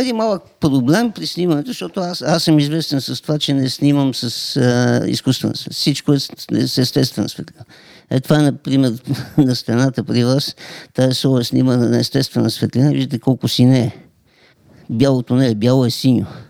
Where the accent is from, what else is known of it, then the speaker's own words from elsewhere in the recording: Montana Province, Bulgaria; аз съм от Монтана